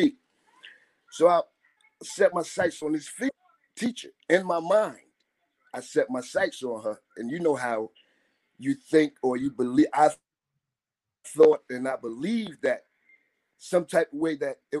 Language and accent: English; Jersey City, New Jersey, United States; I'm from Jersey City